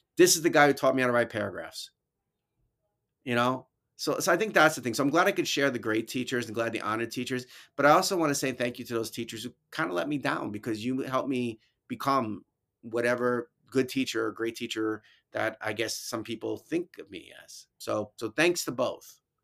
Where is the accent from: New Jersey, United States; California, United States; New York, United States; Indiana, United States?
New York, United States; New York City; accent: New York; moved away; also born or lived in Albany, New York; my New York accent, 'cause I was from the city originally